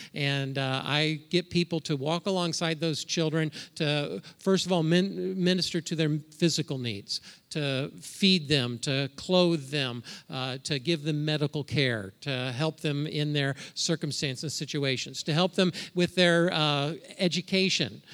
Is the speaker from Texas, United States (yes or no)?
no; Indiana, United States; moved away as an adult; also born or lived in Ohio; now in Minnesota, United States; Debbie and I, we're from Indiana. We probably still consider ourselves Hoosiers